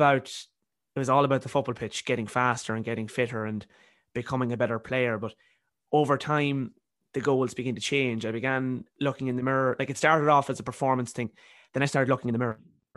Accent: County Cavan, Ireland; now in Galway, Ireland; I'm originally from County Cavan, but I'm in college here in Galway.

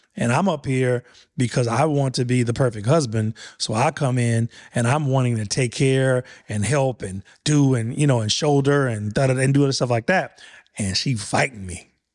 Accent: Louisiana, United States; I'm from Louisiana.

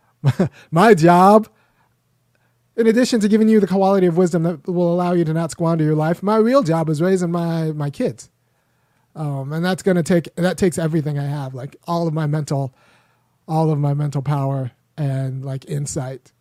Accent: Los Angeles, California, United States; as a young boy growing up in Los Angeles, I was about three miles away from the eighty-four Olympics. It's in Baldwin Hills.

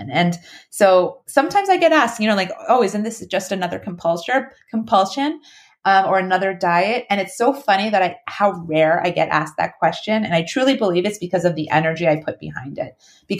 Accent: New York, United States; I'm from New York

